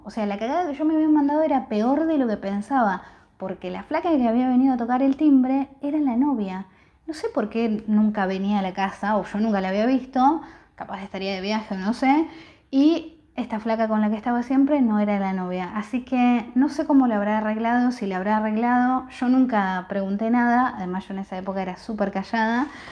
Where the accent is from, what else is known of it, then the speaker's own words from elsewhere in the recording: Bahía Blanca, Buenos Aires Province, Argentina; Yo soy de Bahía Blanca